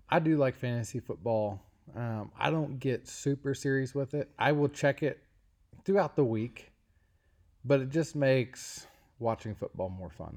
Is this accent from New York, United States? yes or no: no; Cincinnati, Ohio, United States; my hometown is the University of Cincinnati